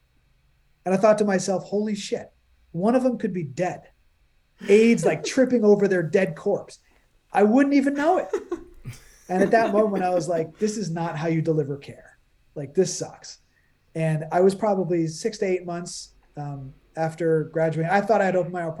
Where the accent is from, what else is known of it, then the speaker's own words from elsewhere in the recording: New York, United States; moved away as an adult; now in New Jersey, United States; I'm a New Yorker. I'm born and raised in New York